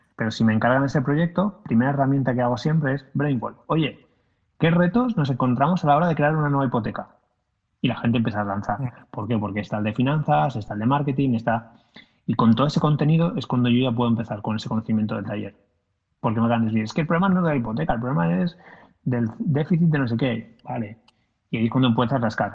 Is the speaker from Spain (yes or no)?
yes; Valencia, Valencian Community, Spain; yo soy de Valencia